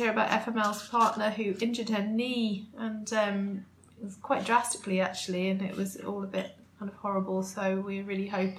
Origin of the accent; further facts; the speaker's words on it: England, United Kingdom; accent: English; I'm English, and I will hold on to my English accent